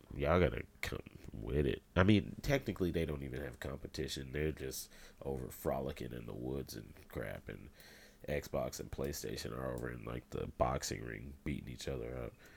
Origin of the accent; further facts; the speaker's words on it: Indiana, United States; I'm from Indiana